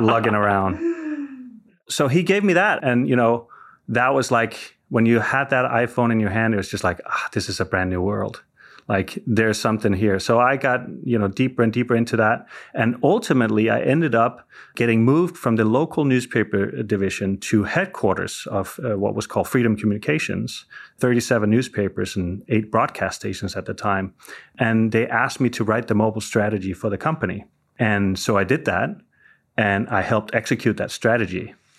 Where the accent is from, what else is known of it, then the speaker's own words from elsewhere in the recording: Denmark; moved away as an adult; also born or lived in Southern California; now in Silicon Valley, United States; I'm originally from Denmark, and I moved to, uh, California in, uh, two thousand, uh, you know, basically for love